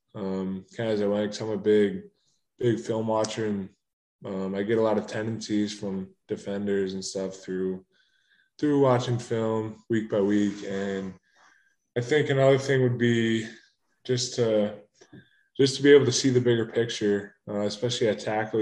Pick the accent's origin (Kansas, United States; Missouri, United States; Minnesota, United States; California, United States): Minnesota, United States; moved away; growing up in Minnesota, I mean, I'm an hour and a half from the Twin Cities